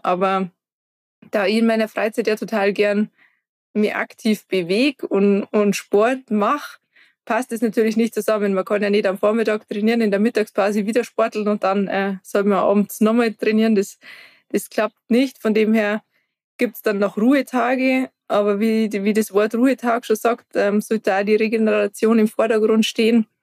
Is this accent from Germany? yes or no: yes; Garmisch-Partenkirchen, Bavaria, Germany; ich komme aus Garmisch-Partenkirchen